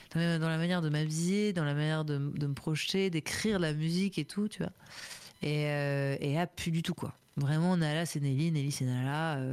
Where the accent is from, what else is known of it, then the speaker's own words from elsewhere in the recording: Paris, Île-de-France, France; j'étais à l'école primaire Alexandre Dumas, dans le 11e